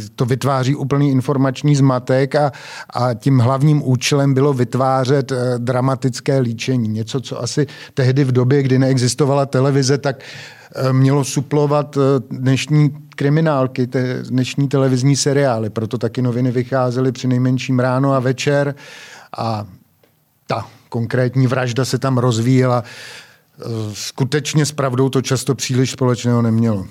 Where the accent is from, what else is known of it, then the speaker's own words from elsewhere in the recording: Prague, Czechia; se tady člověk eh, narodí a pohybuje se úplně v centru od mala